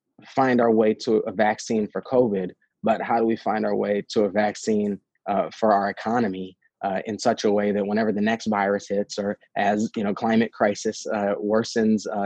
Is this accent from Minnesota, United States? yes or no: yes; St. Paul, Minnesota, United States; I grew up in St. Paul. As you mentioned, I'm a fourth generation St. Paul resident